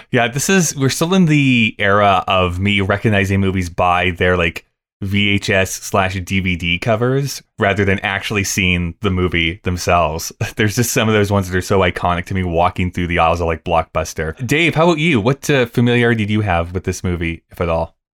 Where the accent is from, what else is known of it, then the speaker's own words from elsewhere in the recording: Rocky Mountain House, Alberta, Canada; also born or lived in Lethbridge; growing up in Rocky Mountain House or going to school in Lethbridge